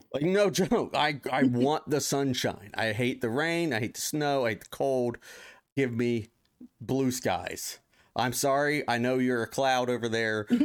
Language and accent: English; Ohio, United States; now in Los Angeles, United States; I grew up in Ohio